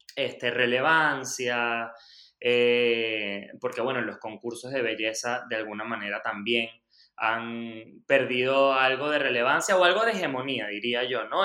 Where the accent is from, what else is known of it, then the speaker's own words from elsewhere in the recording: Lechería, Anzoátegui, Venezuela; yo soy, este, por supuesto, venezolano. Nací y crecí en Lechería, en Anzuategui.